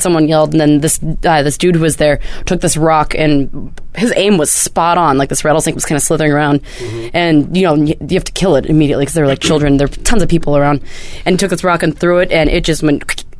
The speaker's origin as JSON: {"language": "English", "area": "the Northwest", "region": "Pacific Northwest", "country": "United States", "tie": "born or raised there", "said": "growing up in the Northwest and not being in the desert area very much."}